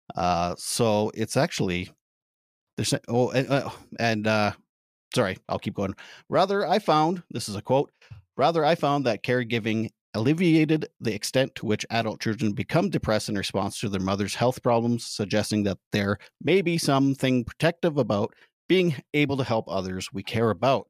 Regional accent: Canada; as a Canadian

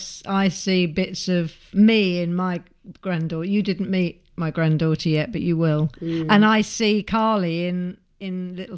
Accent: Nice, Provence-Alpes-Côte d'Azur, France; I'm from Nice and you're from Slough.

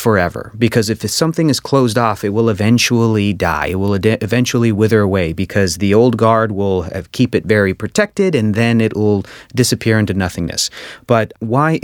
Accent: United States; my family's from Mexico, and I was born and raised in the United States

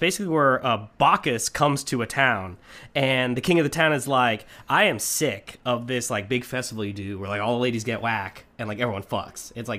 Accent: United States; as an American

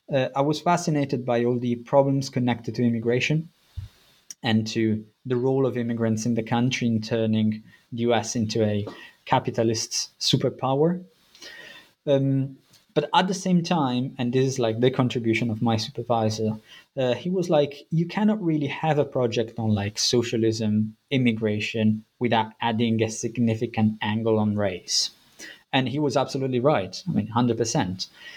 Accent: Italy; English is a second language; moved away as an adult; now in United Kingdom; I'm originally from Italy. I did my BA and a master's in Italy, and then I've been living in the UK for around 10 or a bit more years.

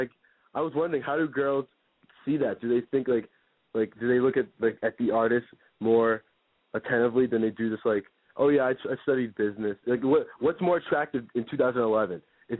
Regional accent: Connecticut, United States; I'm like from Connecticut.

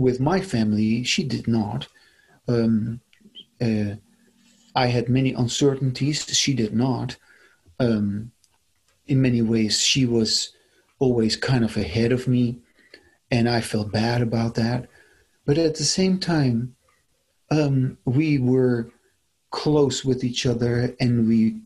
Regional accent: Netherlands; moved away as an adult; now in United States; I come originally from the Netherlands, and I immigrated to the United States in 1999.

